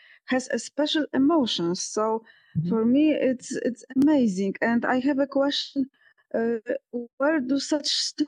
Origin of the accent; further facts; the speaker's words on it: Poland; I'm from Poland